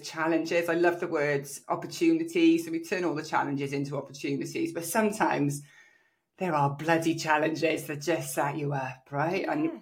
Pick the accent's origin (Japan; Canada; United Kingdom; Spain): United Kingdom; South Wales; also born or lived in Australia; my local area in South Wales